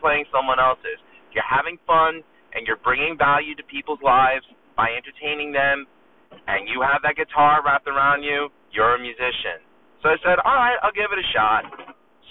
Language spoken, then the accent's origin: English; New York City, New York, United States; also born or lived in Long Island, New York; I'm a musician from Long Island, New York. Born and raised in Astoria, Queens